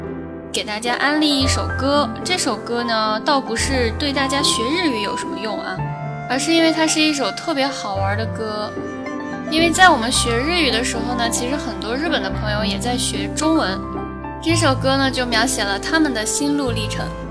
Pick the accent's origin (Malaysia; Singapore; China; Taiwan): China; 作为一个中国人